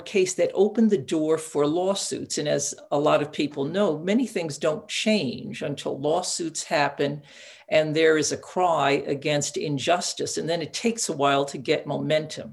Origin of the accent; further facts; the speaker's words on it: Catskill Mountains, New York, United States; I grew up in the Catskill Mountains, isolated with sort of immigrant parents